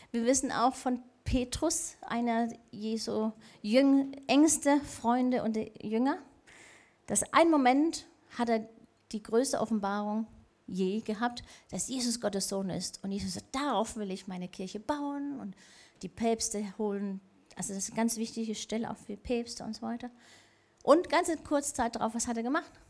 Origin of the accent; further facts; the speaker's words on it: Denmark; ich habe so einen Spaß gehabt, die letzten paar Wochen zu sehen, was mit meinem Heimatland Dänemark und Trump passiert ist.